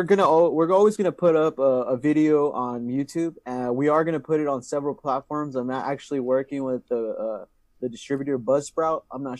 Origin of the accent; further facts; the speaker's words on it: San Diego, California, United States; also born or lived in Imperial Valley; I'm an Imperial High School alumni. Shout out to the IHS. I did grow up some part of my life in San Diego.